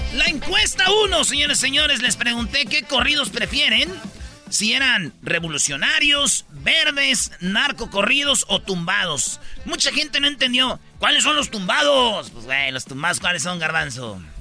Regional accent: Jiquilpan, Michoacán, Mexico; La de Michoacán, que es de mi pueblo, de Jiquilpan

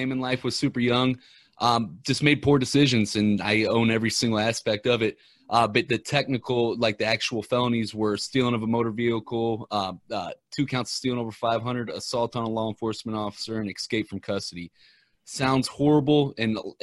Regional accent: Ferguson, Missouri, United States; I'm from Ferguson, Missouri

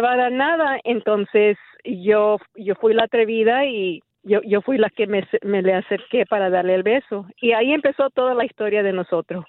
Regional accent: United States; De madre de andaluz, de España, y padre Portugal, pero criada aquí, en los Estados Unidos.

